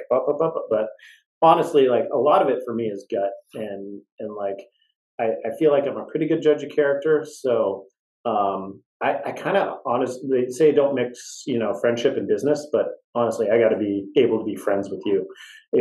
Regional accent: West Coast, United States; I grew up on the West Coast

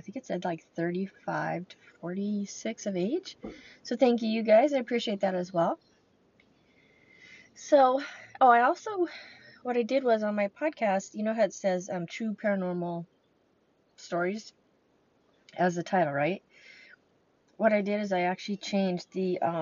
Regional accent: California, United States; now in Lake Michigan area, United States; But I'm from California

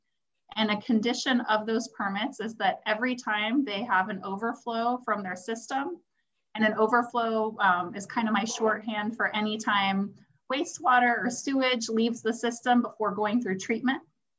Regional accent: Houston, Texas, United States; also born or lived in Austin, Texas / New Orleans, Louisiana; Well, I'm from Houston. I grew up in Kingwood and other parts of Houston, actually

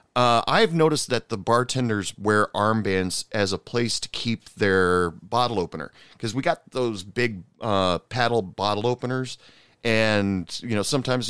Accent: United States; being an American

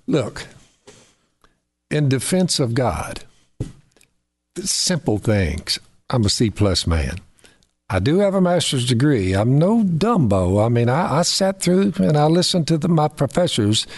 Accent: the South, United States; We say dinner in the South.

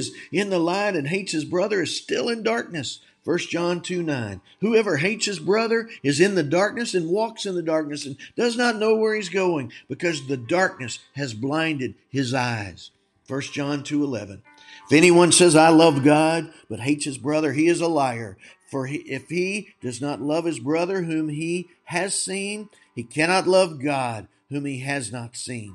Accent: Texas, United States; I was born in Texas

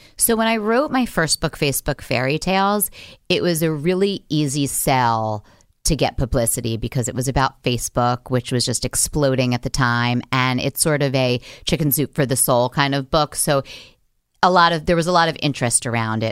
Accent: New York City, New York, United States; I grew up in Manhattan

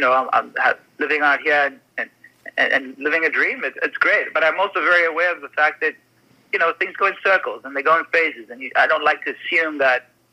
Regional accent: Canada; I'm a Canadian on an American set

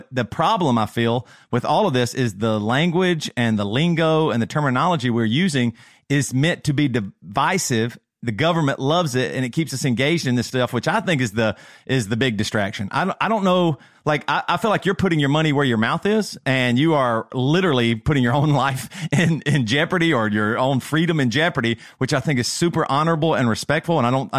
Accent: the South, United States; I'm from the South and my dad hears you say running a stop sign

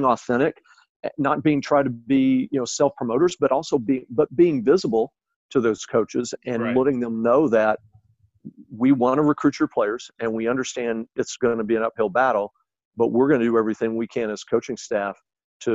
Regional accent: Oklahoma, United States; also born or lived in Texas; now in Illinois, United States; growing up in Oklahoma and living in Texas and having coached in Texas for a while

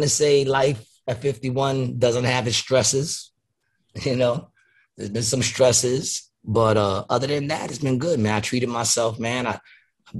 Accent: New York City, New York, United States; I was from Queens

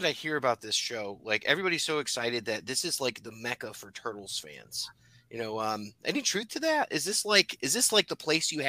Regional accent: Connecticut, United States; moved away; I'm originally from Connecticut, so I have some perspective here.

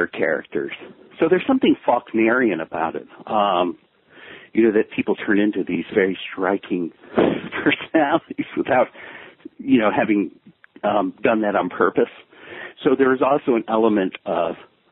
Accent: Memphis, Tennessee, United States; moved away as an adult; also born or lived in Ohio / New York; I was born in one place, but really came from another. And the place I came from is Memphis

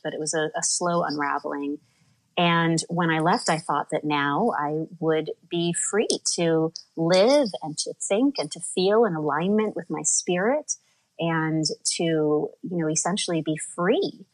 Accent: Midwest, United States; born or raised there; now in New York City, United States

